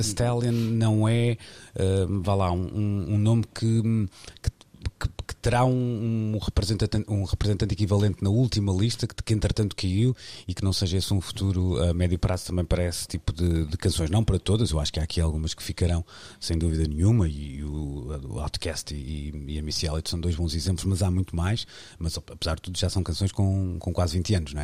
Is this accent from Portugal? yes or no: yes; Arcozelo, Portugal; vou utilizar o sítio onde nasci, porque vivo muito bem com isso e com muito orgulho